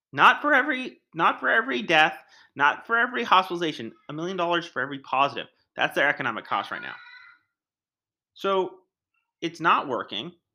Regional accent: United States; I'm an American

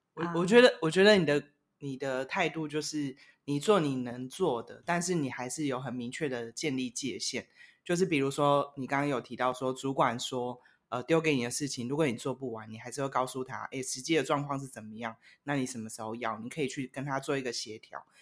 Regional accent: Taiwan; 我们台湾蛮扁平化的

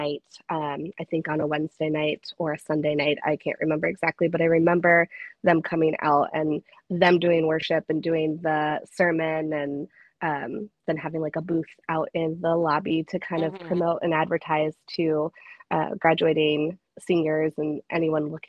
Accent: Sandwich, Illinois, United States; moved away as an adult; also born or lived in DeKalb, Illinois / Rockford, Illinois; I am originally from a very small town in Illinois called Sandwich. I lived there most of my life

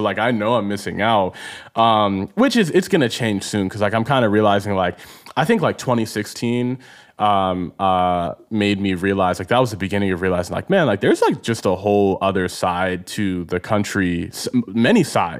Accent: East Coast, United States; growing up on the East Coast, like to me, it's like, man, there's New York, there's

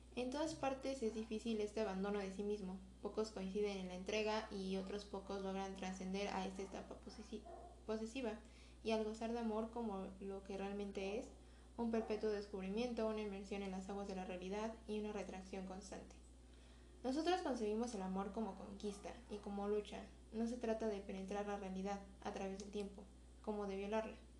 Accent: Mexico; como mexicanos

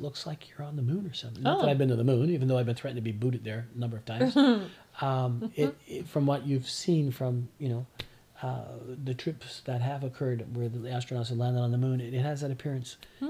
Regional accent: Corner Brook, Newfoundland and Labrador, Canada; moved away as an adult; return to Newfoundland. I was raised in Corner Brook, as I shared. Left home at 19.

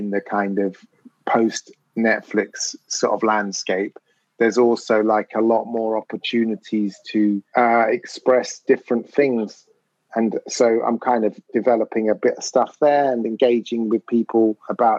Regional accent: London, United Kingdom; growing up in North London as a mixed race kid

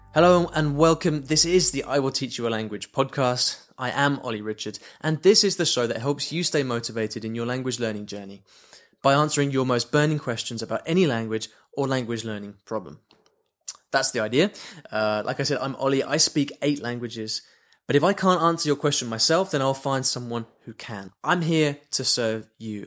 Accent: United Kingdom; moved away; I'm from the U K originally, you can probably tell from my, from my accent

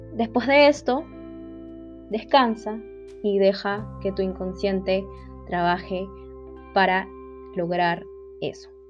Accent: Lima, Peru; soy de Lima, Perú.

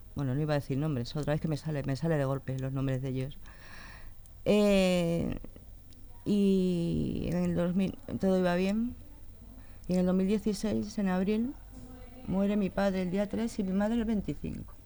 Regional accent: Leganés, Community of Madrid, Spain; yo nací en Madrid, y con tres años me vine aquí a Leganés

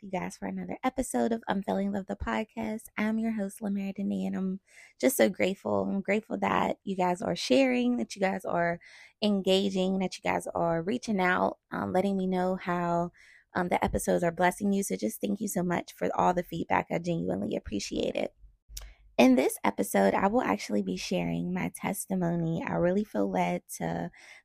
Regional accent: McKeesport, Pennsylvania, United States; I grew up in McKeesport, Pennsylvania. That's where I'm originally from

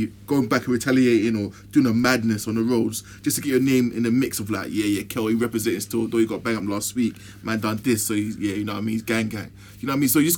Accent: London, United Kingdom; my area was like Mozart and Harlesden

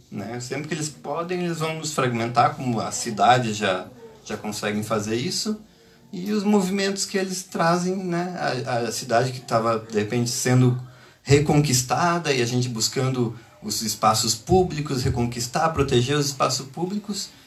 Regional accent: Brazil; moved away as an adult; now in Lisbon, Portugal; Eu, eu sou do Brasil

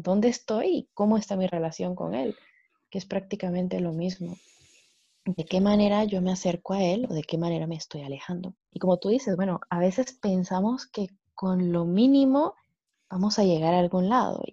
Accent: Guatemala; soy pues de Guatemala

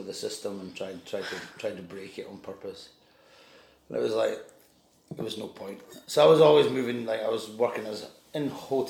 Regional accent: Stow, Scotland, United Kingdom; also born or lived in Edinburgh; I grew up in Stow. I was born in Edinburgh. But... Okay. But then when I was four, we moved to Stow in the Scottish Borders.

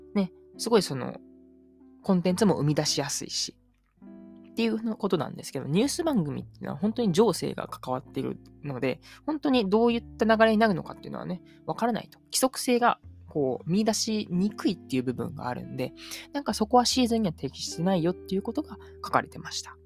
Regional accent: Uji, Kyoto, Japan; moved away as an adult; also born or lived in Kochi; now in Nagoya, Japan; 実家が京都の宇治なんで

